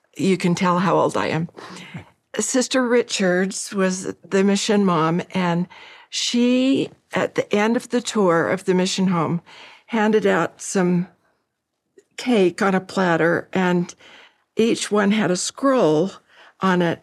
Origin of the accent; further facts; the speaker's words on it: Utah, United States; I grew up in Utah with great friends